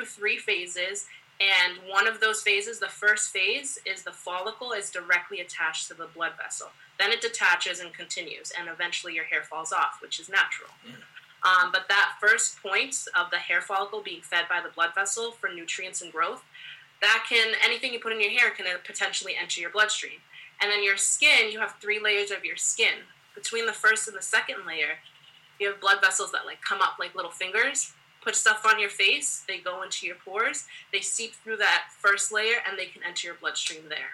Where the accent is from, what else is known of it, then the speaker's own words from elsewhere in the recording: United States; I am Haitian American, first generation in the States, and, you know, my mom and my dad, they grew up in Haiti